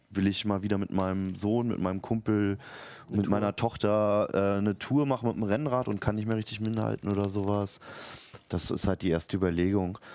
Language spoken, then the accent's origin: German; Berlin, Germany; moved away as an adult; now in Hanover, Germany; Ich werde nämlich in meine Heimat Berlin zurückgehen nach acht Jahren Hannover